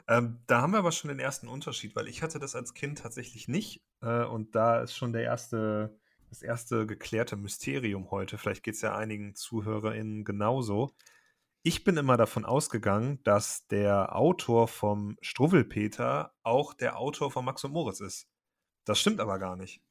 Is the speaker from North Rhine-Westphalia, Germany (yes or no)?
yes; Cologne, North Rhine-Westphalia, Germany; für mich als Kölner